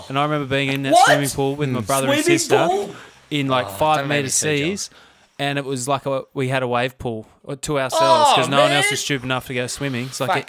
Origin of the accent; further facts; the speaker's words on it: Tasmania, Australia; also born or lived in Melbourne, Australia; now in Coogee, Australia; from Tassie originally.